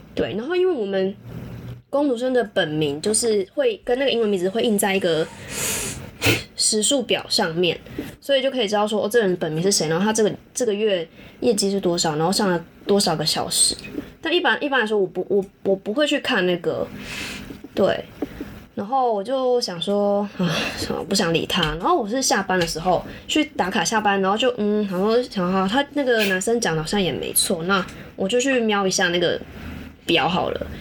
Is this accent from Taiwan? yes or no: yes; Taiwan; 我们台湾人才慢慢认识跨性别的这一个人群啊